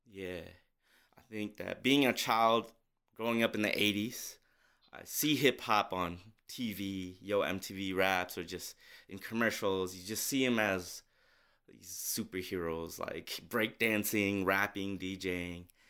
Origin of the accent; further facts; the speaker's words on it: St. Paul, Minnesota, United States; growing up in Minnesota